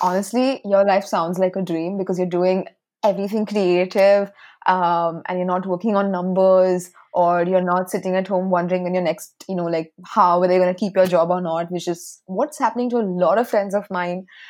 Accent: Chennai, Tamil Nadu, India; I grew up in Chennai

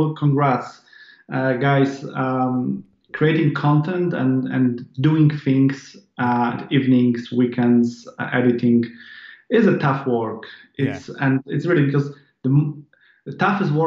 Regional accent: Poland; English is a second language; I'm not a native English speaker. I'm Polish. I was born in Poland.

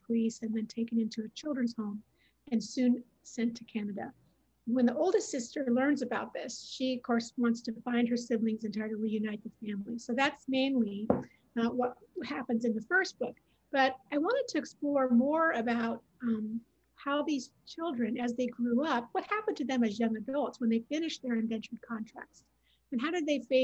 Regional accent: Oregon, United States; moved away as an adult; now in New Jersey, United States; I live in New Jersey now, but I'm originally from Oregon.

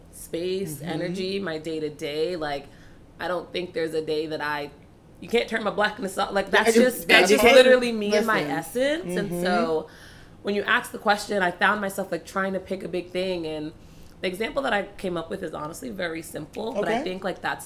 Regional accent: New York, United States; also born or lived in New Orleans, Louisiana; Period. I'm from New York. Hey. I lived in NOLA

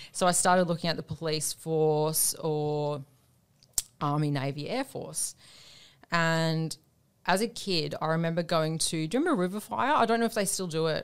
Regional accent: Australia; also born or lived in Devonport, Tasmania / Queensland; I grew up, I was born in Tasmania, Devonport, Tasmania

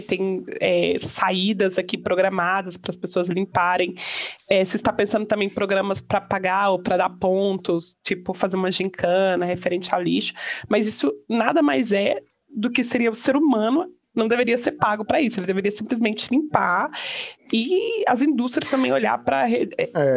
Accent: Brazil; moved away; no Brasil, de onde eu venho

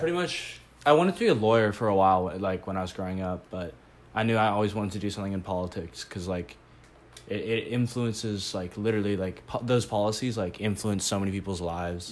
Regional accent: Eugene, Oregon, United States; moved away; I'm from Eugene, like where the U of O's

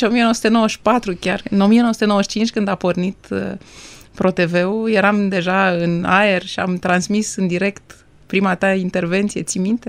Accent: Bucharest, Romania; M-am născut în București, în București noi

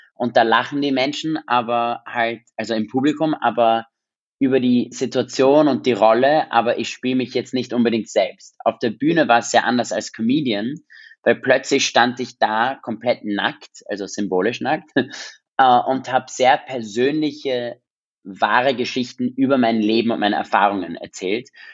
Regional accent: Vienna, Austria; first language English; German is a second language; ich bin in Wien in Österreich aufgewachsen

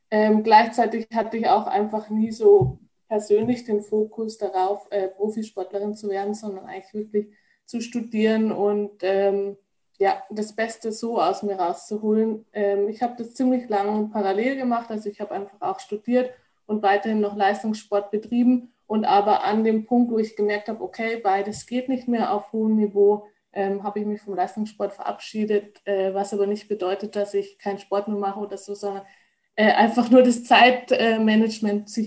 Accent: Rosenheim, Bavaria, Germany; ich komme eigentlich aus Rosenheim. Also ich glaube, viele kennen es, ist in der Nähe von München

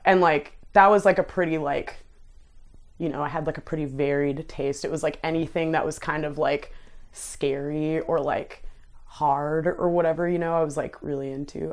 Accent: Ottawa, Ontario, Canada; moved away as an adult; I did grow up in, like, a, like, lower income, like, immigrant neighborhood. There's, um, the, like, south side of Ottawa is, like, mostly that demographic, and that's where I grew up

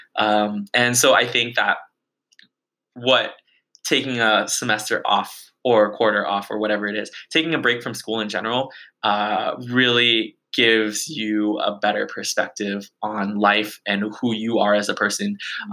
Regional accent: Bay Area, California, United States; my hometown of like the bay area

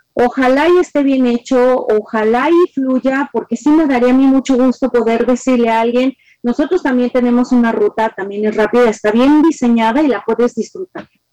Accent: Guadalajara, Jalisco, Mexico; como tapatía

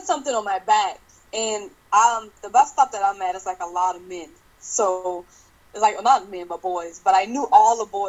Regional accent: Charleston, South Carolina, United States; I'm from Charleston, South Carolina

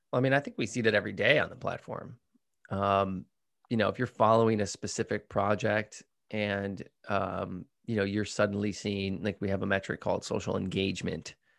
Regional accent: Midwest, United States; now in California, United States; I'm from the Midwest, so I say pop

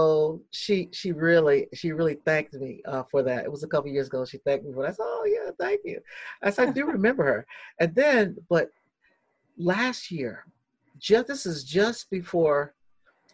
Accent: Norfolk, Virginia, United States; I'm originally from Norfolk, Virginia, born and raised there

